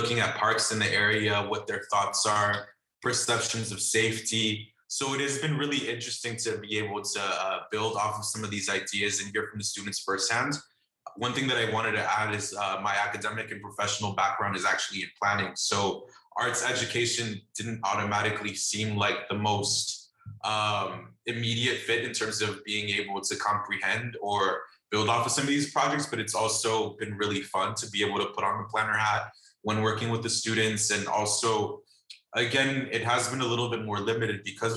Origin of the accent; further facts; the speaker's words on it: Los Angeles, California, United States; I'm from Los Angeles, California, and I work as a visual arts coordinator at Heart of Los Angeles